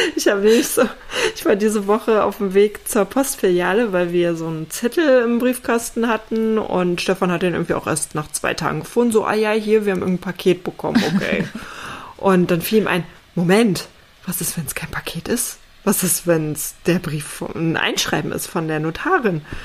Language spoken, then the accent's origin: German; East Germany, Germany; ich bin ja in, in Ostdeutschland aufgewachsen, ne? ehemalige DDR